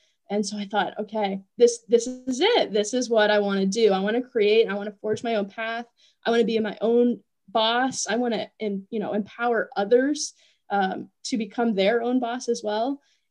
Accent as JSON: {"language": "English", "region": "Appalachia", "country": "United States", "tie": "born or raised there", "said": "I felt that I was not fully embracing my roots as an Appalachian. And so coming back here, I really wanted to embrace my upbringing, my roots, so to speak."}